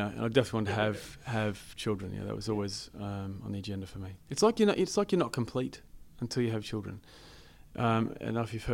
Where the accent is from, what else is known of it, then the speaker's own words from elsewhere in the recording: Chinchilla, Queensland, Australia; my hometown, Chinchilla